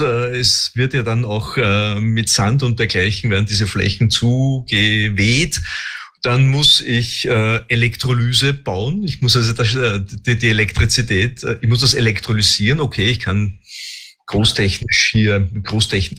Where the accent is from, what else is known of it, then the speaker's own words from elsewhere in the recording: Austria; bei uns in Österreich